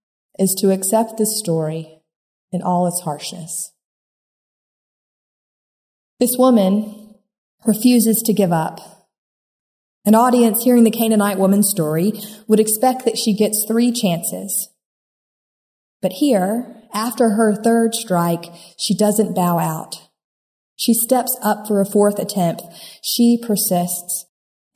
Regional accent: United States; can be hard for Americans to hide our Americanness

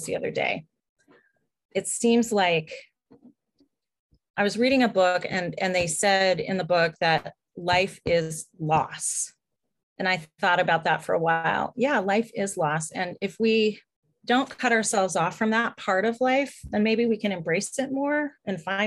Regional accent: Minnesota, United States; I'm from Minnesota. I'm a girl from Minnesota

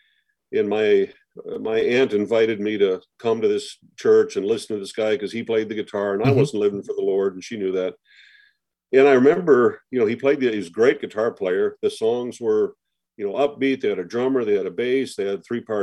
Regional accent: Twin Cities area, Minnesota, United States; I grew up in the Minnesota area, Twin Cities area.

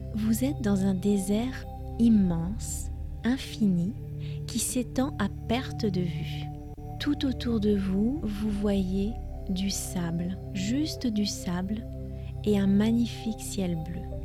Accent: France; je suis française

